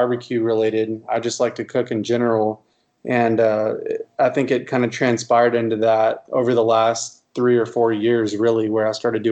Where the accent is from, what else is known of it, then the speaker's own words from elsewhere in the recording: Irving, Texas, United States; also born or lived in Arlington, Texas; I grew up in Irving, Texas. It's a little suburb of Dallas.